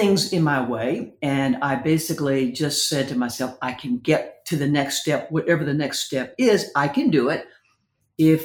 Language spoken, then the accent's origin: English; Texas, United States; I'm very proud of being a Texan